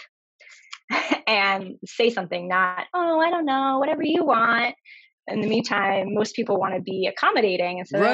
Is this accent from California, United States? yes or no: no; Northern Virginia, United States; moved away as an adult; now in Boston, United States; I am from Virginia. I grew up right outside DC in Northern Virginia, and now okay. I live in Boston.